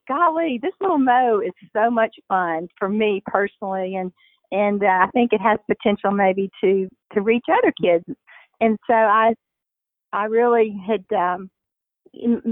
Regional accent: Shreveport, Louisiana, United States; growing up in Shreveport

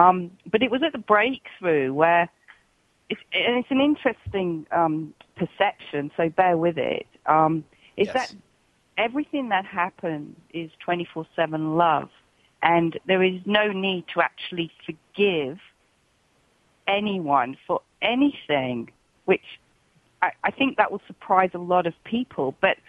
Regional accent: England, United Kingdom; now in Australia; it was when I came from England to Australia

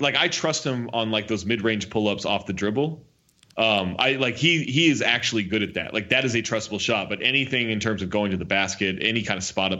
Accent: Sacramento, California, United States; growing up in Sacramento

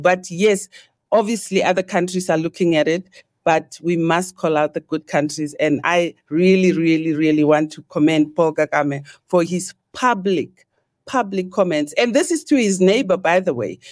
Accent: South Africa; I, me in South Africa, growing up

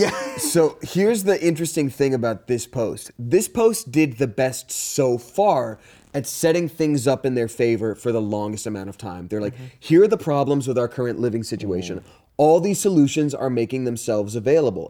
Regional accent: Georgia, United States; I'm from Georgia

